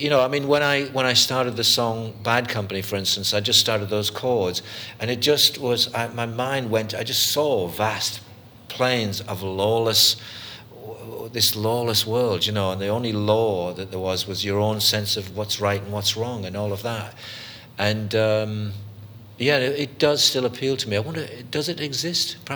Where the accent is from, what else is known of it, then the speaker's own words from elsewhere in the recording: Canada; the reason I'm Canadian